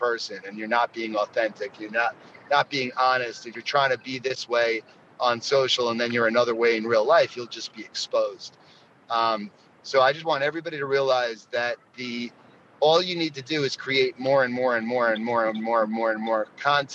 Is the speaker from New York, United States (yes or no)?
yes; New York, United States; I'm a New Yorker